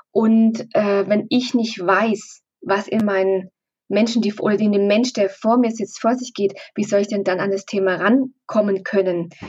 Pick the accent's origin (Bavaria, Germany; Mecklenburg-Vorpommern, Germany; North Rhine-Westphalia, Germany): Bavaria, Germany; wir kommen aus Oberfranken, sehr ländlich, da ist immer sehr gut gekocht worden